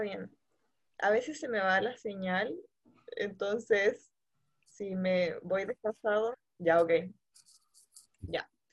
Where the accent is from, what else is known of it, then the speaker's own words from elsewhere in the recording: Santiago, Santiago Metropolitan Region, Chile; soy de Santiago de Chile